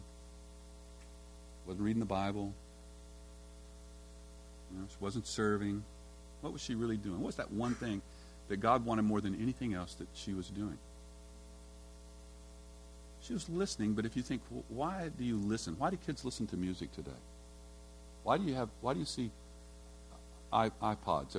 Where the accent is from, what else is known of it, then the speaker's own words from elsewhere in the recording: Texas, United States; When I was raised in Texas, and you know, in Texas we all love to hunt and shoot guns